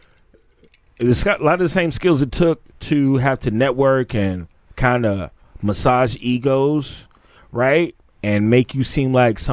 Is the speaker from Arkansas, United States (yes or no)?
no; Chicago, Illinois, United States; now in Los Angeles, United States; Chicago, my hometown. Not my home neighborhood. I'm from the south side